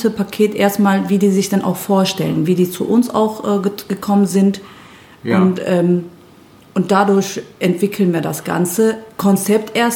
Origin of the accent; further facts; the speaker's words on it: Turkey; ich stamme ja aus der Türkei